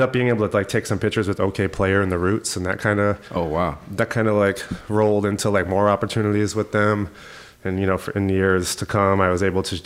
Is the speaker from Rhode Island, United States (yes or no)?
yes; Rhode Island, United States; also born or lived in Massachusetts; I was born in Rhode Island, grew up there basically my whole life until I went to college